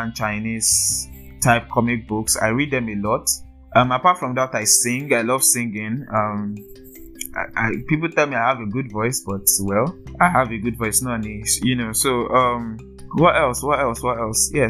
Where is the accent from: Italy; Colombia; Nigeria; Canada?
Nigeria; Ogun State; also born or lived in Lagos; I'm from Ogun State. Yes, Ogun State. I think I was born in Lagos.